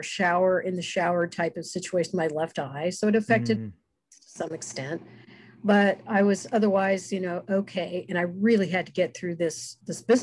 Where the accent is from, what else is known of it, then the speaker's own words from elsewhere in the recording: United States; I'm from the United States